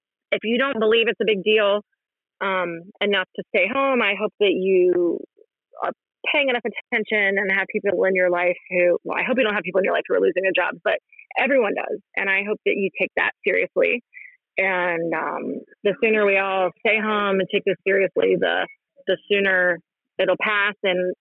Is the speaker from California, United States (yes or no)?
no; West Virginia, United States; I grew up poor in West Virginia